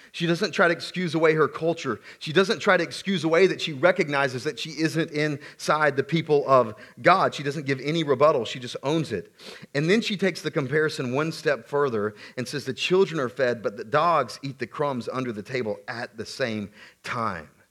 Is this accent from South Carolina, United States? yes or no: yes; South Carolina, United States; I grew up in the Deep South, South Carolina